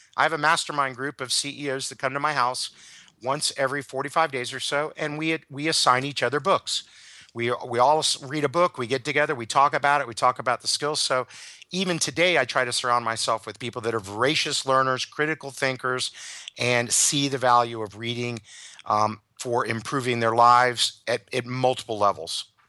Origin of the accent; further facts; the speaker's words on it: United States; as an American